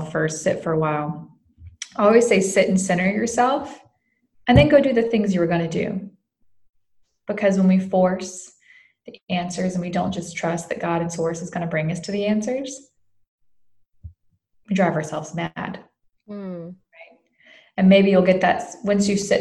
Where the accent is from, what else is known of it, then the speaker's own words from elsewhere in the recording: the South, United States; I grew up in the South